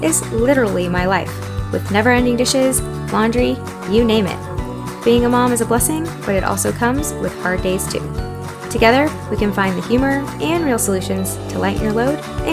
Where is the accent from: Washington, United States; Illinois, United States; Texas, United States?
Texas, United States; Houston; now in Austin, United States; I'm from Houston.